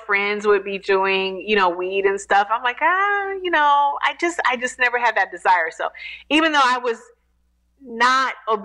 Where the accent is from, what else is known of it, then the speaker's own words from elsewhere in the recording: Detroit, Michigan, United States; now in Atlanta, United States; I'm a Detroit native, born and raised in Detroit